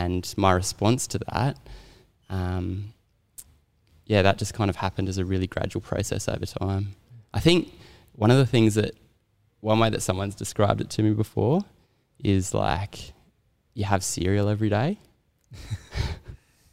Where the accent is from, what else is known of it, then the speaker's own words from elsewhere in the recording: Sydney, New South Wales, Australia; also born or lived in Townsville, Queensland; in year five, I moved back to Sydney from Townsville